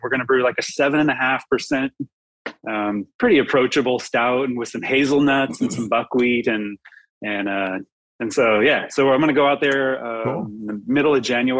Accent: Long Beach, California, United States; also born or lived in Arcata, California; growing up in Long Beach and then going up to Arcata

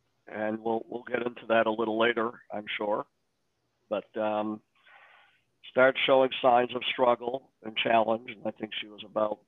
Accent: Detroit, Michigan, United States; I am from Detroit, born and bred here, 43 years old, married, 6 children

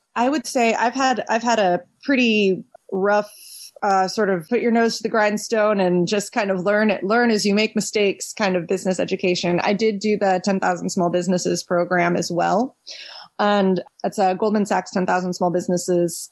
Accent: Washington, District of Columbia, United States; moved away as an adult; also born or lived in Philadelphia; I was born and raised in Washington D.C. proper.

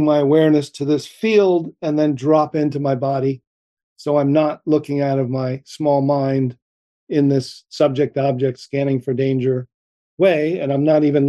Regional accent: New Jersey, United States; growing up in New Jersey

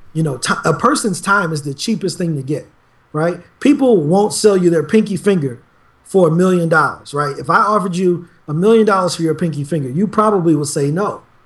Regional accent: East St. Louis, Illinois, United States; I'm born and raised in East St. Louis. I still live there now.

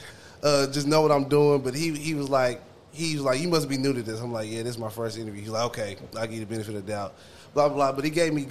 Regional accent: Dallas, Texas, United States; moved away as an adult; now in Oklahoma, United States; I'm not from here. I'm from Dallas, Texas. But I came out here

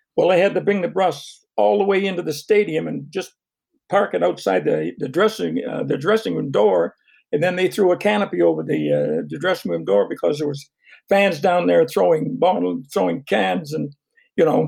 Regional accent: Fredericton, New Brunswick, Canada; my hometown, Fredericton

